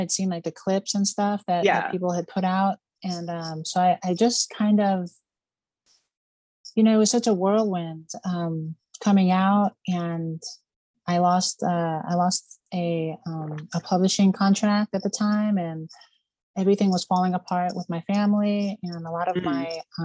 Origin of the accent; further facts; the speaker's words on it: Reston, Virginia, United States; now in Las Vegas, United States; I'm from Reston, Virginia, originally. It's a suburb of DC.